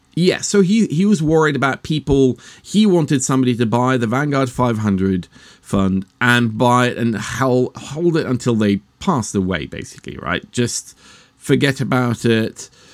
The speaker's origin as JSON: {"language": "English", "country": "Norway", "said": "I'm actually Norwegian"}